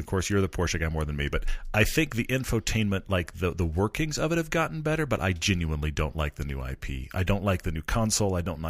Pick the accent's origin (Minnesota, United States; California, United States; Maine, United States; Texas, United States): Texas, United States; also born or lived in Los Angeles; I mean, I grew up in Texas where we have tons of space and then drove in LA where they don't really use the horn much.